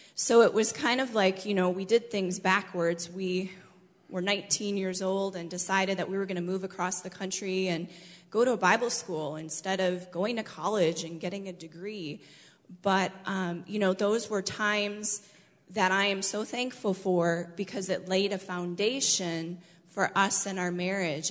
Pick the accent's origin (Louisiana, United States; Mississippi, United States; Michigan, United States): Michigan, United States; born or raised there; moved away as an adult